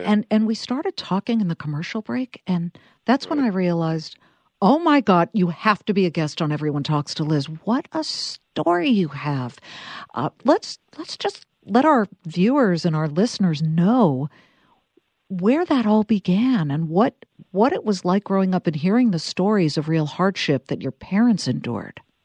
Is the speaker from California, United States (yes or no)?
yes; Los Angeles, California, United States; now in New Jersey, United States; when I was growing up in Los Angeles in the 70s